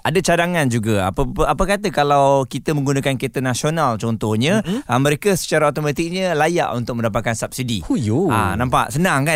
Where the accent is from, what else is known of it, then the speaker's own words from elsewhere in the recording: Malaysia; kita sebagai rakyat Malaysia